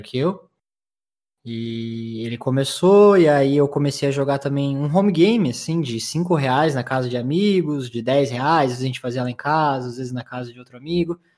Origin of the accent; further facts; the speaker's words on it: Curitiba, Paraná, Brazil; accent: curitibano; Sim, sou de Curitiba, acertou. Sotaque não, não tem como é, enganar, né? Leite quente. É... e eu nasci em Curitiba em 1991